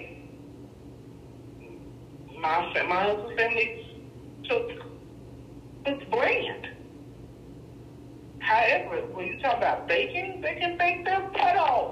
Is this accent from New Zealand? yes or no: no; Texas, United States; moved away as an adult; now in Ontario, Canada; I was born and raised in Texas